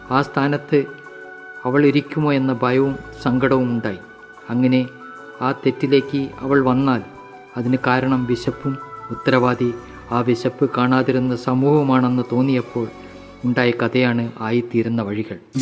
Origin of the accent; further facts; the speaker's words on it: Koyilandy, Kerala, India; moved away as an adult; also born or lived in Bangalore; now in Palakkad, India; കൊയിലാണ്ടി പന്തലാനിയിൽ ജനിച്ച് ഇരുപത്തൊന്ന് വർഷം കഴിഞ്ഞ ശേഷം നാൽപ്പത് വർഷം ബാംഗ്ലൂർ ഡി ആർ ഡി ഒയിൽ ജോലി ചെയ്ത് പിരിഞ്ഞു ഇപ്പോൾ പാലക്കാട് ചന്ദ്രനഗറിൽ താമസിക്കുന്നു